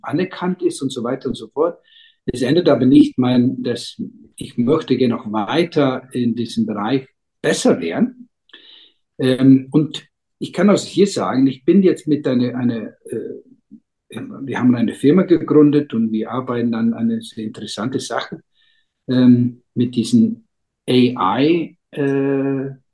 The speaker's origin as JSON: {"language": "German", "country": "Iceland", "tie": "born or raised there", "also_born_or_lived": "Berlin, Germany", "second_language": "German", "said": "ich bin aufgewachsen, ähm, äh, wir sind hier alle aufgewachsen am Meer"}